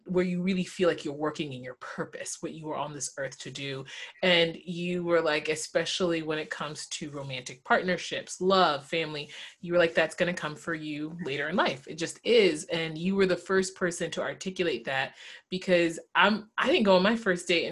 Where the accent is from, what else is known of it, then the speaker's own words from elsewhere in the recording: the South, United States; And I was raised in the South